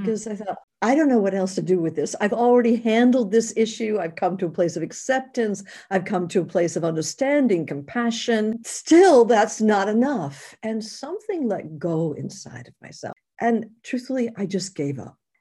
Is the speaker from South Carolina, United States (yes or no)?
no; New York, United States; moved away; being a New Yorker, I'd spent eight years in New York